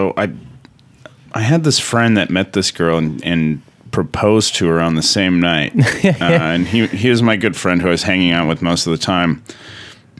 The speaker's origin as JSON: {"language": "English", "region": "South Dakota", "country": "United States", "tie": "born or raised there", "moved": "yes", "said": "a place in my hometown called Burger Time."}